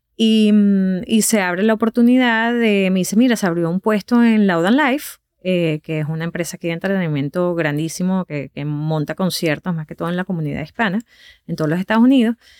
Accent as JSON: {"language": "Spanish", "town": "Valencia", "region": "Carabobo", "country": "Venezuela", "also_born_or_lived": "Caracas", "moved": "as an adult", "lives_now": "United States", "said": "yo soy de Valencia, de otra ciudad completamente a dos horas que queda de Caracas, pero yo no soy de Caracas. Yo no crecí con la radio de Caracas"}